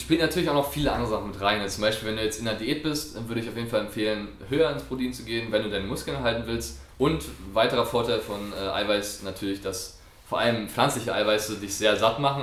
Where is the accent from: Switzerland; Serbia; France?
France; moved away; ich bin Franzose